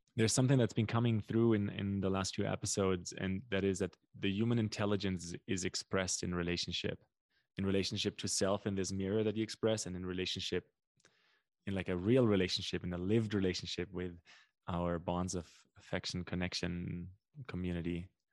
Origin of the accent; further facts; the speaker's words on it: Germany; English is a second language; moved away as an adult; also born or lived in North America; now in Brazil; my, my German ears